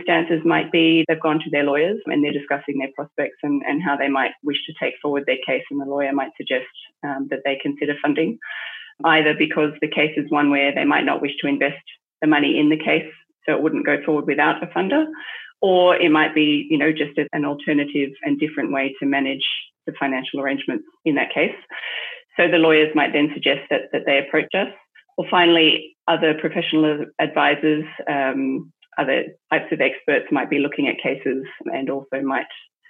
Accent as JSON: {"language": "English", "country": "Australia", "also_born_or_lived": "Hong Kong / France / United Kingdom", "moved": "as an adult", "lives_now": "Singapore", "said": "I'm Australian initially, and that's where I got my initial qualification."}